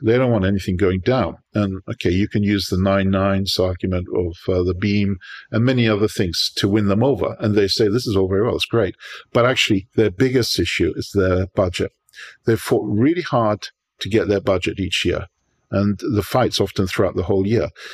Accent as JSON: {"language": "English", "country": "United Kingdom", "tie": "born or raised there", "moved": "as an adult", "lives_now": "New York, United States", "said": "I'm born in New York, but I was raised in Europe, uh, mostly in Britain"}